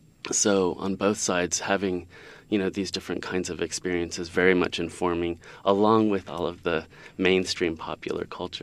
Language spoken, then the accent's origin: English; Sacramento, California, United States; also born or lived in Mexico City, Mexico; So I was born in Mexico City and things didn't quite work out with my parents. So my mom took us back here to the U.S. and she was a school teacher. We settled in Sacramento, first in the urban part, the core.